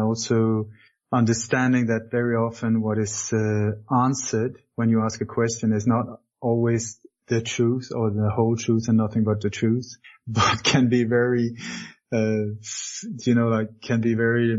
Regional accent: Sweden; also born or lived in Denmark; I was born in Denmark many years ago, moved to Sweden when I was a kid

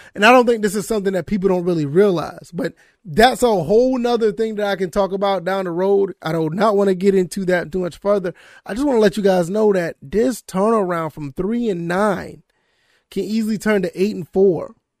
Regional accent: Savannah, Georgia, United States; now in South Carolina, United States; I grew up in the Savannah, Georgia area.

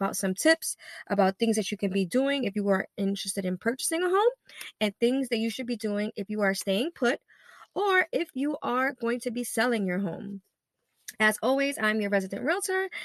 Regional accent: New York City, New York, United States; I'm born and raised in Brooklyn, East New York

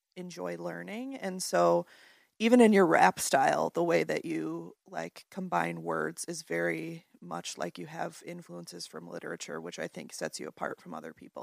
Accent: Grand Rapids, Michigan, United States; Growing up in the Grand Rapids area my whole life.

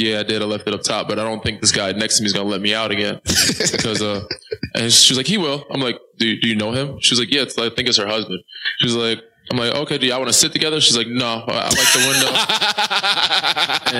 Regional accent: New York, United States; I'm from New York

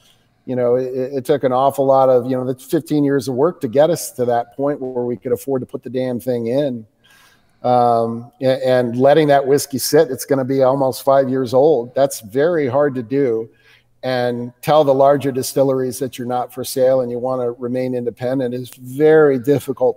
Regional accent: United States; as an American

